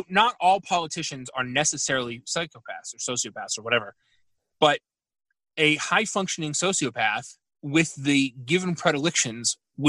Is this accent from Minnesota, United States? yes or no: no; Houston, Texas, United States; Yeah, I grew up in Houston. Like, they used to do that.